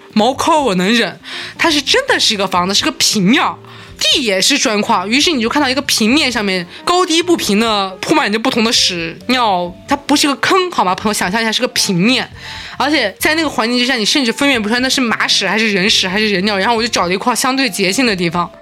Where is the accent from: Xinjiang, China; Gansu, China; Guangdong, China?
Xinjiang, China; Urumqi; now in Beijing, China; 新疆是我的家乡，我在新疆读了小学和初中